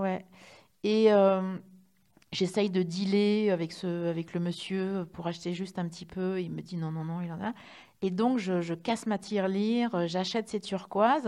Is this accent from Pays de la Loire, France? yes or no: no; Reims, Grand Est, France